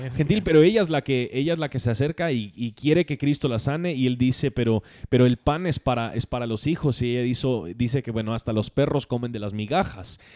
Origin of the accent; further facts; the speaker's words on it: United States; Spanish is a second language; moved away; como gringo creo que puedo decir más